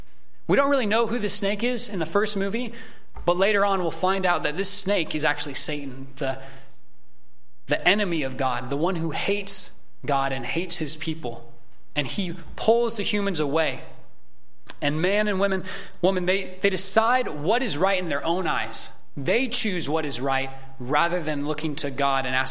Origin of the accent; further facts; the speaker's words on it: United States; as American Christians